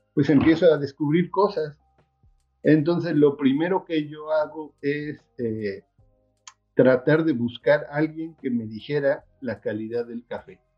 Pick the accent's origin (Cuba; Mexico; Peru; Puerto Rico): Mexico; Xico, Veracruz; soy originario de Jico, Veracruz